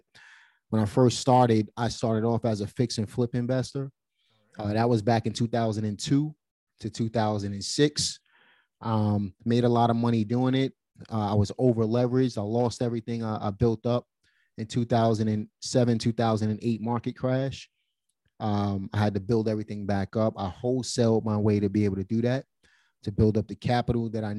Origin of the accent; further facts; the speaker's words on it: New York City, New York, United States; I'm from Brooklyn.